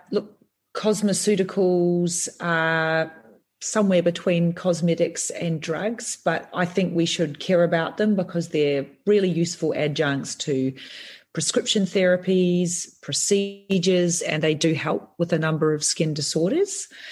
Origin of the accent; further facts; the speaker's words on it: New Zealand; being a Kiwi